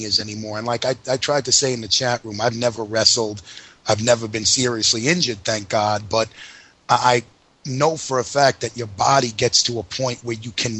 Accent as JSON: {"language": "English", "region": "New York", "country": "United States", "said": "as a New Yorker went through 9/11"}